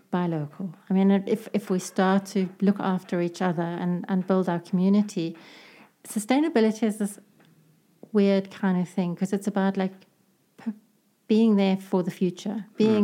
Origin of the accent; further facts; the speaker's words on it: South Africa; as a South African consumer